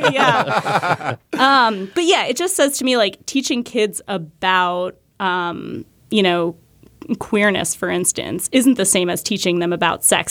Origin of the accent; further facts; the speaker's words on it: New Hampshire, United States; I grew up in New Hampshire